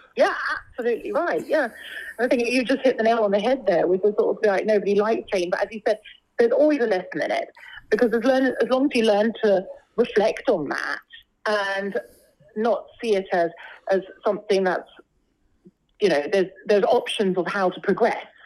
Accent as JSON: {"language": "English", "region": "London", "country": "United Kingdom", "tie": "born or raised there", "said": "I was born and brought up here in London"}